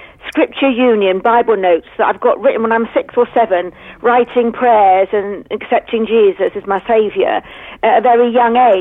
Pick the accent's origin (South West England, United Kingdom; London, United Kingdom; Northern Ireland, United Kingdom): South West England, United Kingdom; Christchurch; I'm local, so I was born here in Christchurch, christened in St. George's